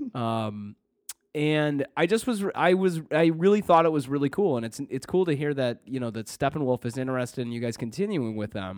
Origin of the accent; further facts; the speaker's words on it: Detroit, Michigan, United States; moved away; also born or lived in Canton, Michigan / Southfield, Michigan; I'm from the Detroit area